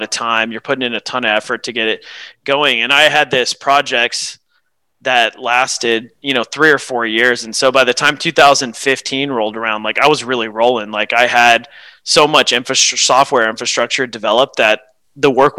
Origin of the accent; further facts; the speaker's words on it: Houston, Texas, United States; also born or lived in Tyler, Texas; I've spent most of my life growing up in the greater Houston area